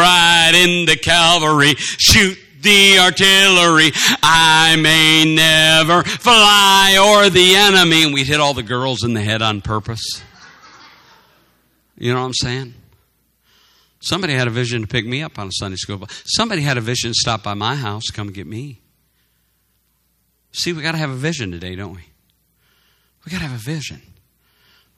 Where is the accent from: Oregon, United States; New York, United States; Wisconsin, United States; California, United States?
Wisconsin, United States; Madison; We were growing up in Madison, Wisconsin